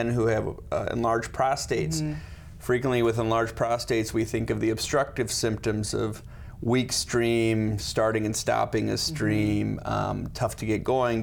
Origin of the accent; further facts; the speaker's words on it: Sioux Falls, South Dakota, United States; also born or lived in Chicago / Los Angeles; I grew up in Sioux Falls